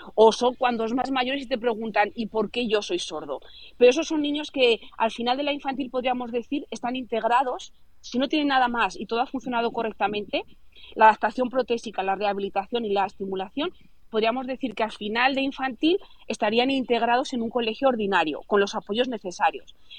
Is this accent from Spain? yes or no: yes; Zaragoza, Aragon, Spain; soy de Zaragoza